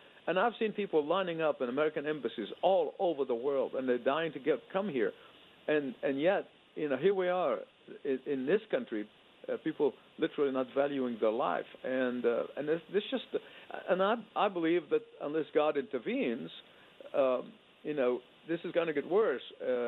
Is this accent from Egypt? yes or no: yes; Egypt; now in United States; as a boy growing up in Egypt under socialist dictatorship